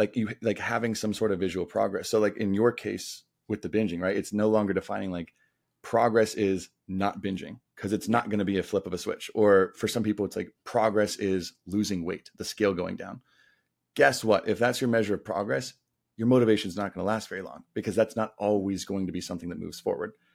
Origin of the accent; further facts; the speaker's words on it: Denver, Colorado, United States; moved away as an adult; also born or lived in Atlanta / San Diego; grew up in Denver, my hometown